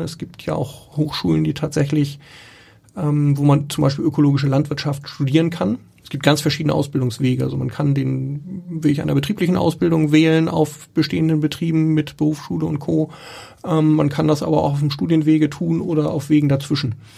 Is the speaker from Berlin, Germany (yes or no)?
no; Schleswig-Holstein, Germany; also born or lived in Hamburg; ich bin in Schleswig-Holstein auf dem Dorf aufgewachsen